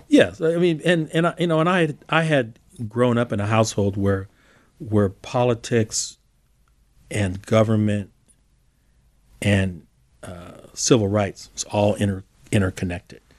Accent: Albany, California, United States; also born or lived in Berkeley, California; I was raised literally on the border of Albany and Berkeley. I was proud to say that I grew up in Albany, went to Albany schools

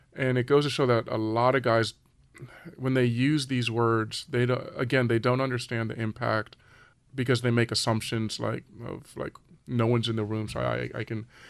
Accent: Los Angeles, California, United States; I grew up in Southern California in the San Fernando Valley.

